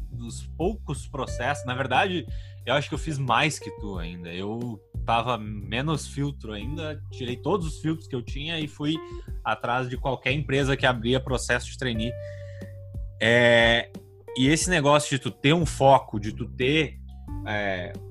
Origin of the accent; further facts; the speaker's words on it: Rio Grande do Sul, Brazil; eu sou do Rio Grande do Sul também